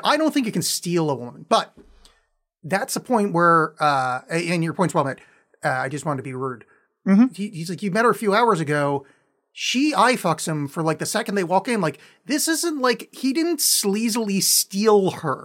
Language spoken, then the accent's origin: English; outside of New York, United States; I grew up outside of New York